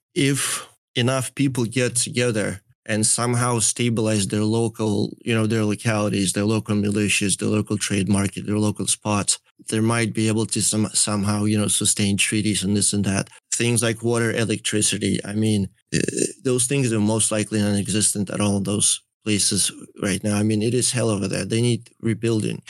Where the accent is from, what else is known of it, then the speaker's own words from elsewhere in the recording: Belarus; moved away; I grew up partly in Belarus